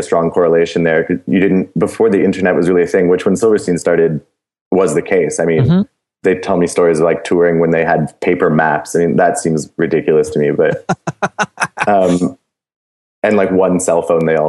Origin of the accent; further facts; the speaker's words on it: Canada; as a Canadian band now going into the States